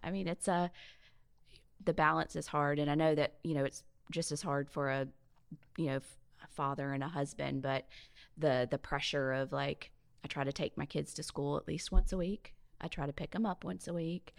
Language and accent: English; Mobile, Alabama, United States; moved away as an adult; also born or lived in Northern California / Oregon / Jacksonville, Florida / Saint Augustine, Florida; now in Ocean Springs, United States; growing up in Mobile